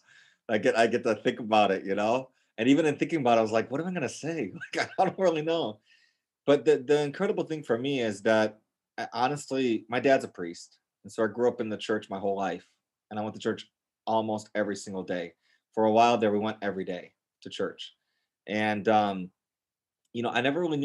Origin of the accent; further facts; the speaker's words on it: Gurnee, Illinois, United States; moved away as an adult; also born or lived in Serbia / Boston; I grew up north of Chicago in Gurnee, Illinois